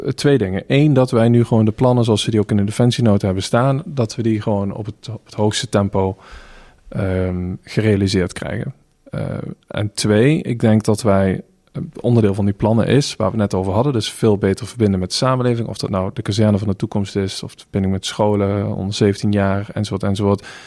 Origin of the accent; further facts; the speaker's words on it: North Limburg, Netherlands; ik ben opgegroeid in Noord-Limburg, jaren 90